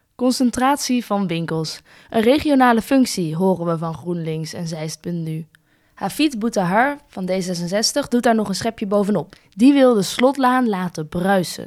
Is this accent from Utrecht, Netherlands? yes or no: yes; Wijk bij Duurstede, Utrecht, Netherlands; Ik kom dus uit Wijk bij Duurstede, dat ligt best wel in de buurt van Zeist. En wij gingen vroeger inderdaad wel eens naar Zeist om te winkelen.